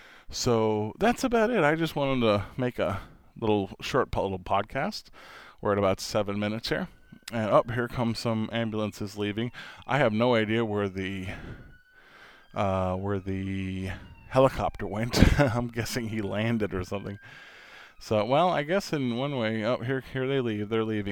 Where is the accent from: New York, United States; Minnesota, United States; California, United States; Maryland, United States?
New York, United States; Considering I'm from New York and all, yes, I was actually born in New York.